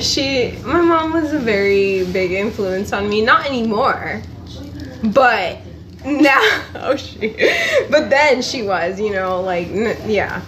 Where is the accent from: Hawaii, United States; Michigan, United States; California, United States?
California, United States; Los Angeles; also born or lived in Panorama City, California; I grew up in those two cities of Echo Park and Granada Hills